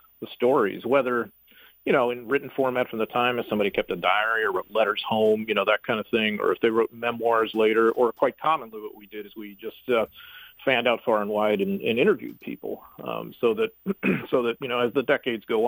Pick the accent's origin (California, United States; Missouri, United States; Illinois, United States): Missouri, United States; St. Louis; I grew up in St. Louis, and I'm a proud native and a proud resident.